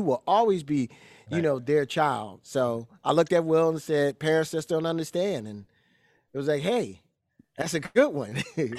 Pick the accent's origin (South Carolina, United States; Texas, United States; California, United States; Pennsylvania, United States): Pennsylvania, United States; Philadelphia; growing up in Philly, you're growing up in the home of Gambling Huff, which is, you know, like growing up in Detroit with Motown.